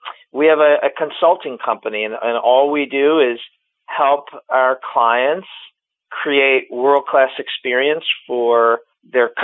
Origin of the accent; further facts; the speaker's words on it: Cleveland, Ohio, United States; Born and raised in Cleveland, Ohio